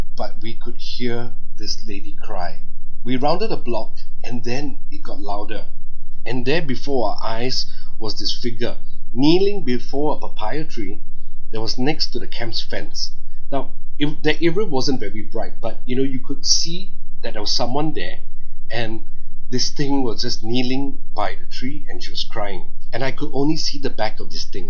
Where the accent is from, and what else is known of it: Singapore